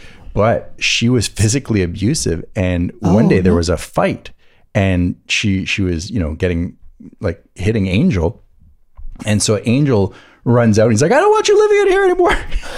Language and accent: English; Montreal, Quebec, Canada; Where are you from? I'm like, I don't know, from Montreal.